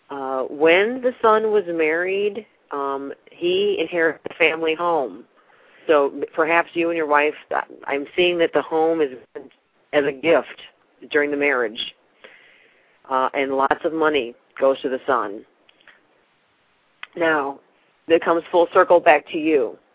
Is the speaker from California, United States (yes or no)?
no; New York, United States; now in Texas, United States; Well, I'm in Texas now, but I'm originally from New York.